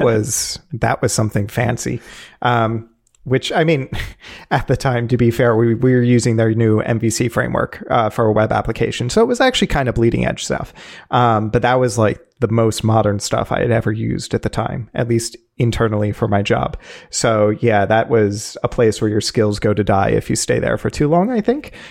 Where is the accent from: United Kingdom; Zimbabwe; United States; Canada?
United States; Philadelphia, Pennsylvania; where I am from is the Philadelphia area, now living in Philadelphia proper